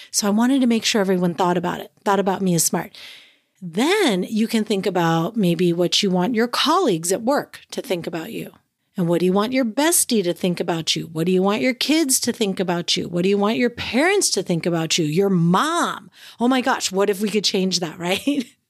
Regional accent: San Francisco Bay Area, California, United States; moved away as an adult; now in Alaska, United States; I grew up in the San Francisco Bay Area

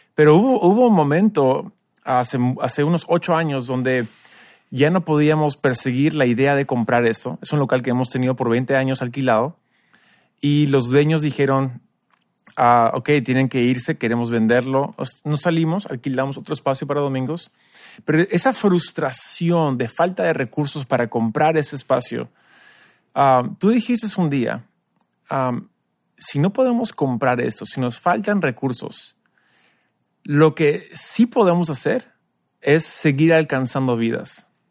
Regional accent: United States; now in Peru; tú y yo somos americanos, tenemos la experiencia también de iglesia en Estados Unidos

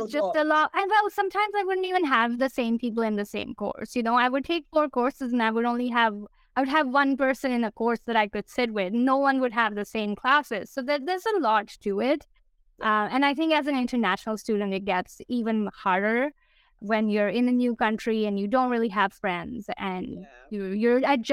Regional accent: India; moved away as an adult; now in Canada; I grew up in India. I moved to Canada in 2014

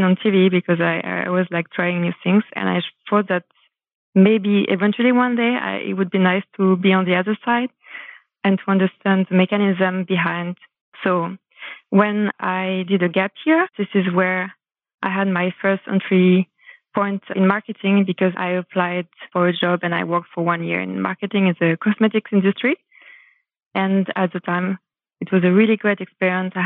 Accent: France; accent: French; English is a second language; now in Germany; I was French, so I was thinking I would try to attempt to hide my accent for a bit

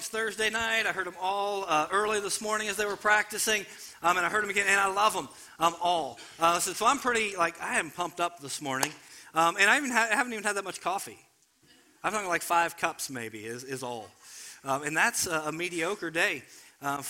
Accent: Cincinnati, Ohio, United States; I grew up in Cincinnati

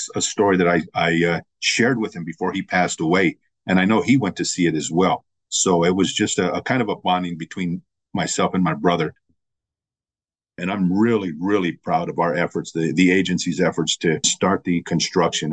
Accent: Albuquerque, New Mexico, United States; moved away as an adult; also born or lived in San Diego / Texas; I was born and raised in Albuquerque

